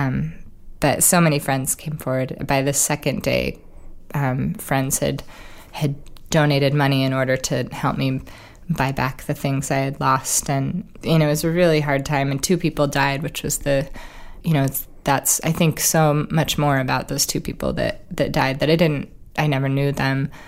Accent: Oregon, United States; Oregon really, growing up in Oregon, we only had one professional sports team, which was the Trailblazers.

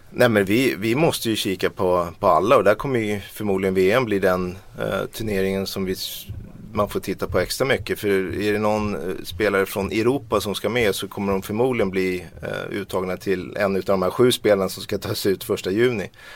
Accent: Sweden; vi svenskar

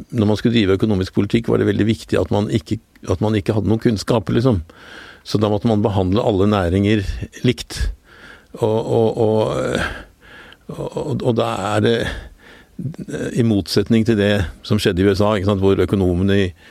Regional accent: Oslo, Norway; jeg vokste opp på Skillebekk, nederst i Gabels gate

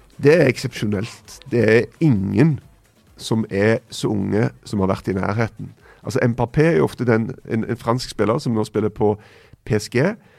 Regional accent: Stavanger, Rogaland, Norway; Rett borti hogget fra Stavanger, der jeg er fra

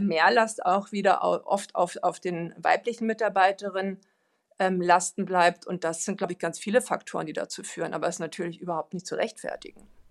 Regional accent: Sweden; moved away; ich bin ja selber auch Schwedin

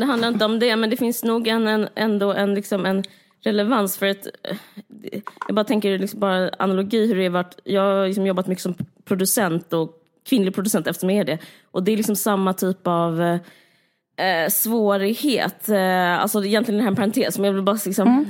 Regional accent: Simrishamn, Skåne, Sweden; du och jag är uppvuxna på Österlen och i Simrishamn

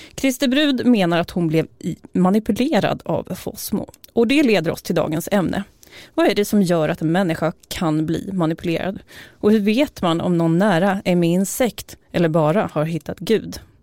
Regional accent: a village outside Uppsala, Uppsala County, Sweden; har jag vuxit upp i en by utanför Uppsala

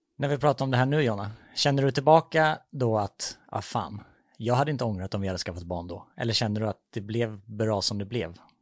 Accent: Vessigebro, Halland County, Sweden; Jag kommer ju från Vessigebro utanför Falkenberg

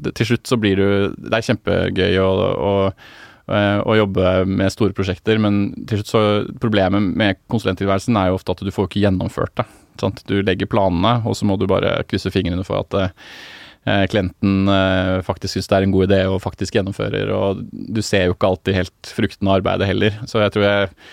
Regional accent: Oslo, Norway; jeg er fra Ehm, eh, Casenetto, som er et Obos-borettslag rett bak

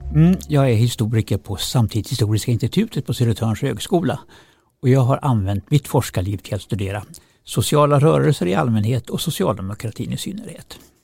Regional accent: Kramfors, Västernorrland County, Sweden; moved away; själv kommer jag från Kramfors. Eh, när jag växte upp där på 60-talet

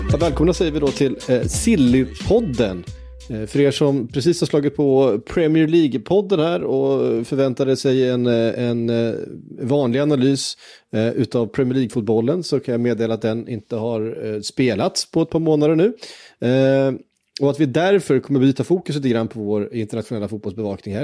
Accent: Tibro, Västra Götaland, Sweden; jag är född i Tibro

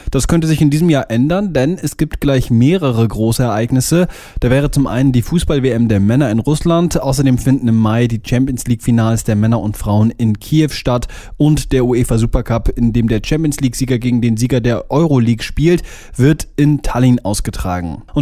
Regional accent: Cologne, North Rhine-Westphalia, Germany; Und auch die regionale Identifikation kenne ich noch gut aus meiner Heimat, aus Köln, wo sich jeder für einen Fan des ersten FC Kölns hält.

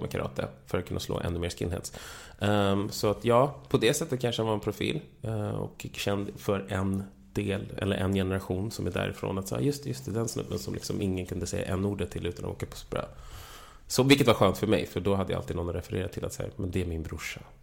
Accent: Vallentuna, Stockholm County, Sweden; moved away as an adult; also born or lived in Täby / Ghana; då köpte han en lägenhet ute i Täby där jag växte upp först och sen skilde sig mina föräldrar. Och då flyttade vi till Vallentuna

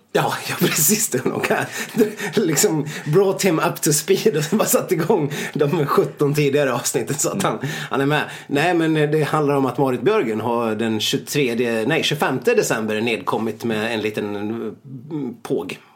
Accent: Saxdalen, Dalarna County, Sweden; inte hemma i Saxdalen

